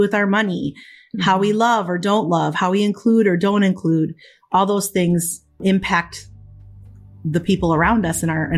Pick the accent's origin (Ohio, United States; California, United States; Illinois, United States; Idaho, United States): Illinois, United States; Chicago; They came to the States and met here. And so I was born in Chicago. Yeah. And so, but from an early age, you know, we were primarily in a Spanish speaking community and went to a Spanish speaking parish.